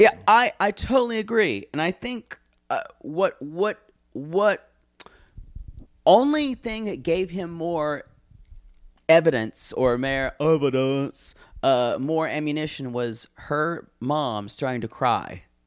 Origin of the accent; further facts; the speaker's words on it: United States; I'm American